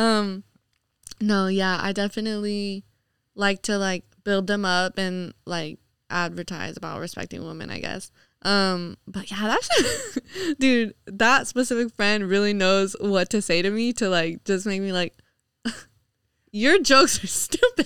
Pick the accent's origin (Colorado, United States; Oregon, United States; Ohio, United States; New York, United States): New York, United States; moved away; growing up in New York